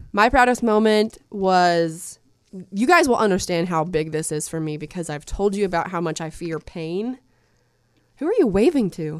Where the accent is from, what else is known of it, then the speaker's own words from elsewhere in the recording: Soddy-Daisy, Tennessee, United States; I grew up in Saudi Daisy